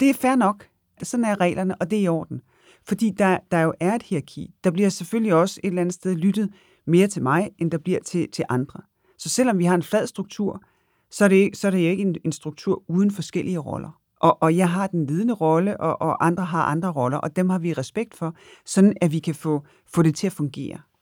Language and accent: Danish; Denmark; der er vi selvfølgelig nogle danskere